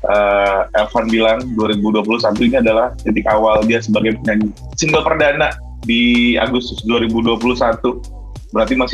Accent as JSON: {"language": "Indonesian", "region": "Lampung", "country": "Indonesia", "said": "Gue juga orang Sumatera. {S0} Tapi kita di {S1} ujung-ujung gue di Lampung, lo di Medan."}